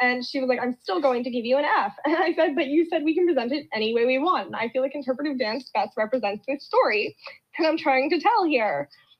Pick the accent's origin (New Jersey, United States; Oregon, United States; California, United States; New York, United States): New Jersey, United States; So I'm from New Jersey